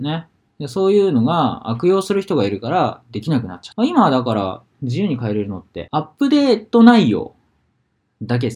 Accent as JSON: {"language": "Japanese", "region": "Hokuriku", "country": "Japan", "tie": "born or raised there", "moved": "yes", "lives_now": "Sapporo, Japan", "said": "地元北陸なんで"}